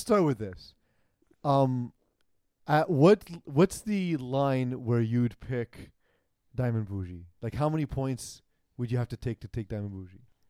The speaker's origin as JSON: {"language": "English", "town": "New York City", "region": "New York", "country": "United States", "said": "I'm from Brooklyn"}